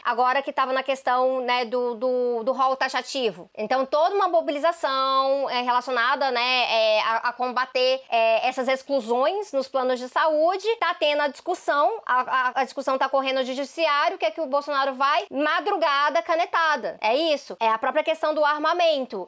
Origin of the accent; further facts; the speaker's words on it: Brazil; Eu falo do Brasil